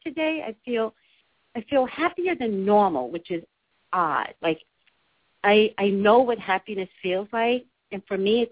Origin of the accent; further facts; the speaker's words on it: New York City, New York, United States; also born or lived in Staten Island; I call Staten Island my home, but I was actually raised in the Bronx.